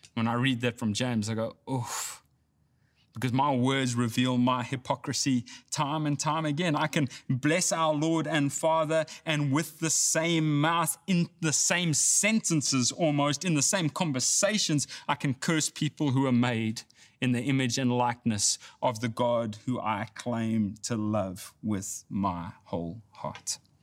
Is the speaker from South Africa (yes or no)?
yes; South Africa; now in Texas, United States; I grew up in South Africa